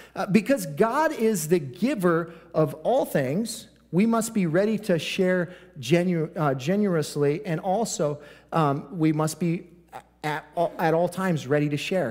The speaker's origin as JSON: {"language": "English", "country": "United States"}